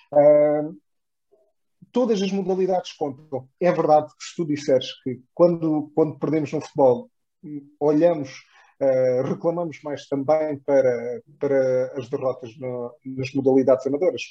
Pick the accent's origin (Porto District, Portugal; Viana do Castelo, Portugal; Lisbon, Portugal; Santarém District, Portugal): Lisbon, Portugal; Odivelas; nós que somos de Odivelas